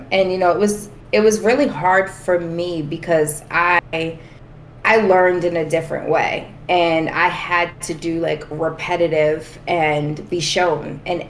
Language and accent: English; Boston, Massachusetts, United States; people always ask, like, where are you guys from? And I'm always like, Southie, because that was the majority of time where we spent.